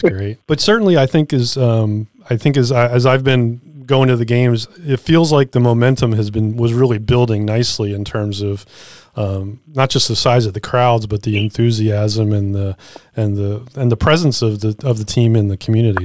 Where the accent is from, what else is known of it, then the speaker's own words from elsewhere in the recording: Philadelphia, Pennsylvania, United States; I was from Philadelphia. I grew up in Philadelphia